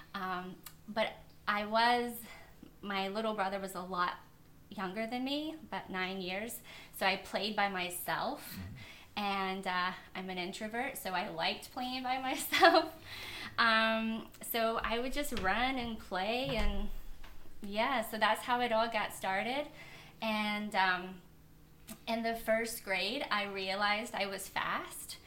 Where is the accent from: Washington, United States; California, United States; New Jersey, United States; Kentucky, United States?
Kentucky, United States; moved away; I'm originally from Kentucky. It's a really small little town, and I grew up on a farm